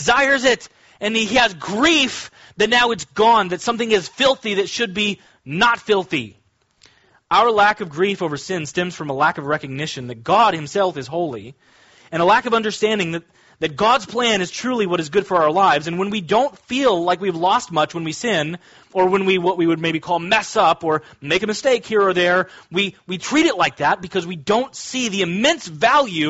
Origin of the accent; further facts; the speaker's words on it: Kansas, United States; When I was growing up, I grew up in Kansas